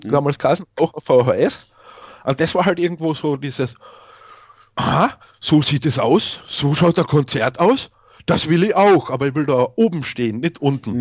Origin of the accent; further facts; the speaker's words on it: Carinthia, Austria; ich bin in Kärnten geboren worden, in Österreich. Deswegen auch der schöne Akzent